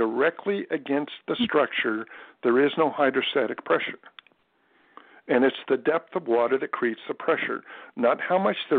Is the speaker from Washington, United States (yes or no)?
no; California, United States; now in Florida, United States; Yeah, well, I was born in California